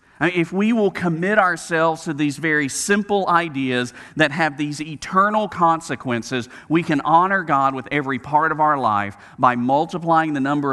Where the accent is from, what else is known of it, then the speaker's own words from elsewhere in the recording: Southeast, United States; And I say we in the South, I grew up in the Southeast where, I mean, we don't have snow.